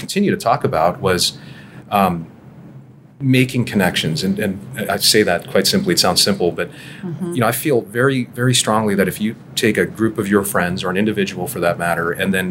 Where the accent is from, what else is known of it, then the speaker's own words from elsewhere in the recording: Toronto, Ontario, Canada; accent: Canadian; moved away as an adult; also born or lived in Charlotte, United States; now in Dallas, United States; So I'm born and raised in Toronto. I had my childhood in Toronto.